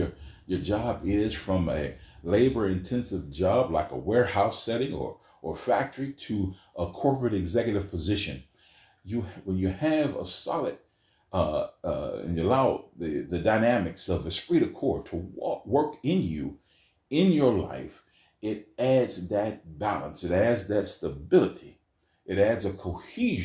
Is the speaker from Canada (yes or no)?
no; Weirton, West Virginia, United States; I'm from Weirton, West Virginia